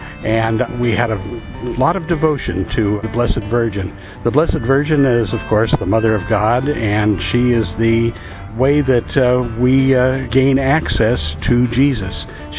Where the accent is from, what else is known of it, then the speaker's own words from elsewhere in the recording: Los Angeles, California, United States; I'm from Los Angeles, California in the United States of America.